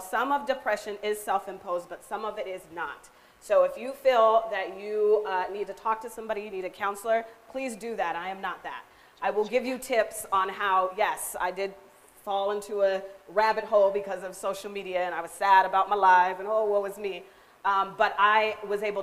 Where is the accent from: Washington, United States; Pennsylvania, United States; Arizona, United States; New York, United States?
Washington, United States; Seattle; moved away as an adult; now in Tri-Cities, United States; I was born here, but I grew up in Seattle